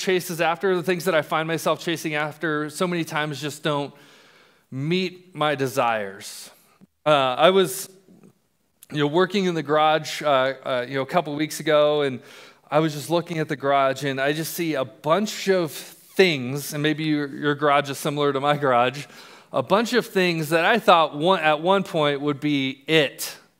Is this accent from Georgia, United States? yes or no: no; Colorado, United States; also born or lived in England; I was born in England. My dad was in the military. And And we moved to Colorado when I was in first grade.